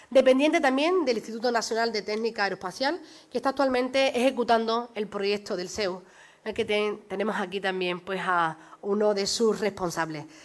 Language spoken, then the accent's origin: Spanish; Huelva, Andalusia, Spain; todos los onubenses y todas las, onubenses que salimos a la calle